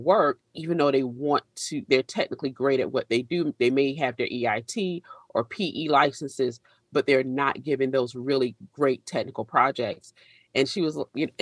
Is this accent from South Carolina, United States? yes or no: yes; South Carolina, United States; it was 1989, September 21st, a Category 5 hurricane named Hugo hit the state of South Carolina. And we lived just far enough inland